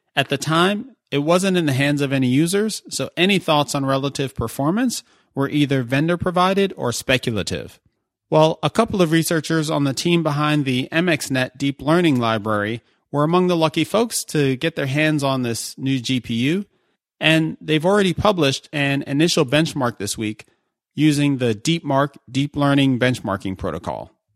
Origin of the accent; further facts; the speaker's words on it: New York City, New York, United States; New York City, my hometown.